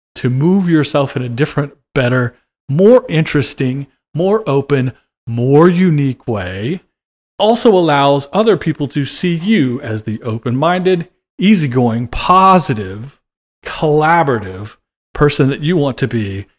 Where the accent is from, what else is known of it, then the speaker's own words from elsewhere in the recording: Oklahoma, United States; I grew up in Oklahoma